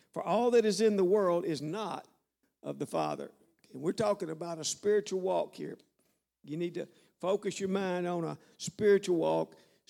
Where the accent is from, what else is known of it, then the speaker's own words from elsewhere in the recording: the South, United States; I'm from the South, all right? I can talk about dogs and frogs and swamps, okay?